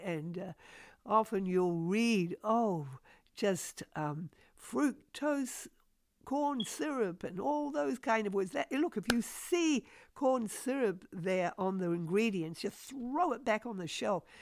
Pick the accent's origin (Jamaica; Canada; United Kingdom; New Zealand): New Zealand; moved away as an adult; also born or lived in Australia; now in United States; I'm originally a New Zealander, although now a U S citizen